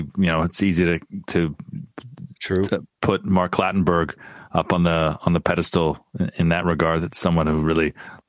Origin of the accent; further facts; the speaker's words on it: Windsor, Ontario, Canada; My hometown of Windsor, Ontario.